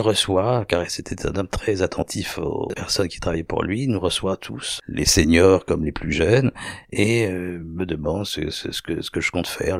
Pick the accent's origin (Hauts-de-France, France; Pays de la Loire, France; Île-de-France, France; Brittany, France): Île-de-France, France; Paris; je suis né en 1951, et je suis né euh, à Paris